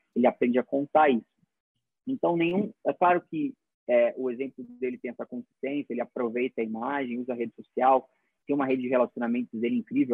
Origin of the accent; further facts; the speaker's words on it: Brazil; como brasileiro